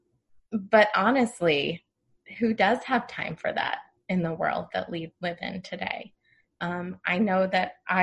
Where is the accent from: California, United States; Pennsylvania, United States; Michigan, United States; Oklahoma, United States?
California, United States; moved away as an adult; also born or lived in East Coast; I'm from California